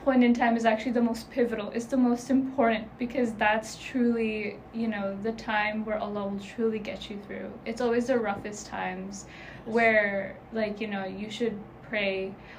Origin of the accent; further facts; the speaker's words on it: Pakistan; And also, because I'm Pakistani, a big part of our culture is also our religion.